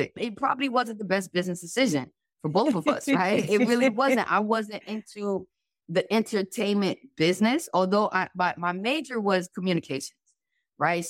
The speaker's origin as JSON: {"language": "English", "town": "New York City", "region": "New York", "country": "United States", "also_born_or_lived": "Buffalo", "said": "We are two kids from New York"}